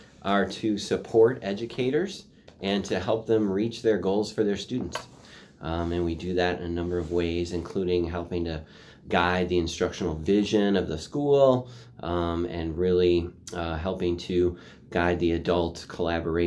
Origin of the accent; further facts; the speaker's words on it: Oregon, United States; I even went to preschool in Oregon.